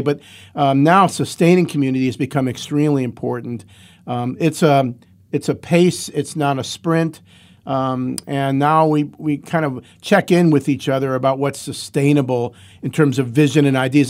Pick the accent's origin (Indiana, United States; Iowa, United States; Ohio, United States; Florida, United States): Ohio, United States; Cleveland; now in Athens, United States; I grew up in Cleveland and came to Athens as a freshman in seventy-six